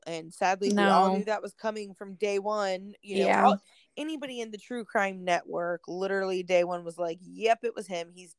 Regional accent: United States; just here as an American

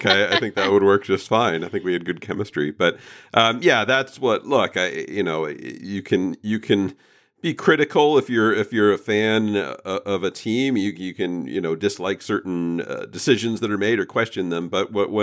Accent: Southern California, United States; growing up in Southern California

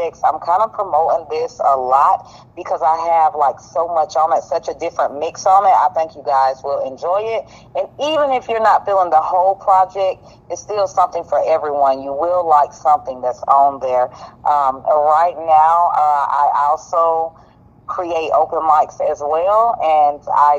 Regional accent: Greenville, South Carolina, United States; I am from Greenville, South Carolina

